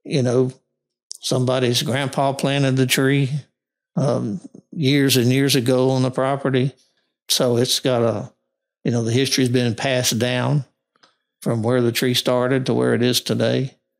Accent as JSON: {"language": "English", "town": "Monroe", "region": "Louisiana", "country": "United States", "tie": "born or raised there", "also_born_or_lived": "Missouri / Arkansas / Texas", "said": "I was born in Monroe and got my first degree from U- Northeast Louisiana University"}